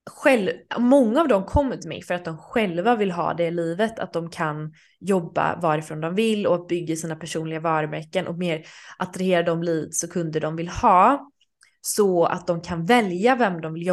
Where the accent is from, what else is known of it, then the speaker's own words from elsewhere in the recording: Sweden; även när jag var hemma i Sverige i sommar så hyrde jag en lägenhet